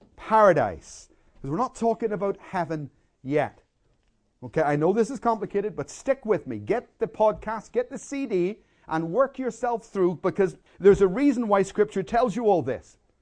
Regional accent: Belfast, Northern Ireland, United Kingdom; I, I grew up in Belfast in the middle of a war zone

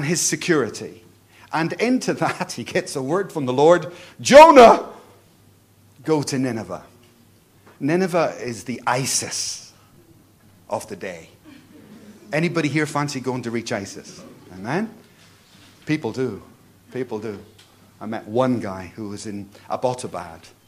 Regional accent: Belfast, Northern Ireland, United Kingdom; I come from Belfast, a war zone.

